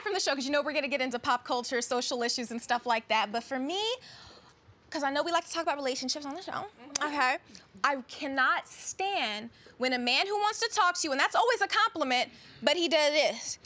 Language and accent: English; Kansas City, United States; moved away as an adult; also born or lived in Dallas / Las Vegas; But I started off in Kansas City, and that's my hometown.